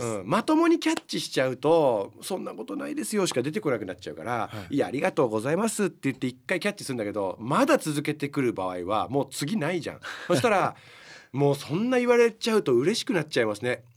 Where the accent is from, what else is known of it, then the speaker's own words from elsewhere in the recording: United States; moved away; 僕アメリカで生まれてる